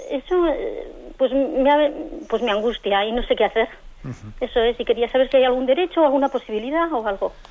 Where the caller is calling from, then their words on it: San Sebastián, Basque Country, Spain; de San Sebastián.